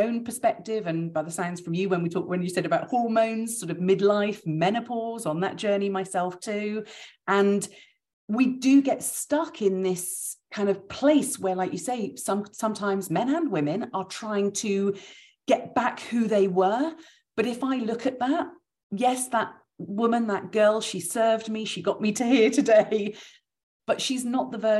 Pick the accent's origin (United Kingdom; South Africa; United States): United Kingdom; we're British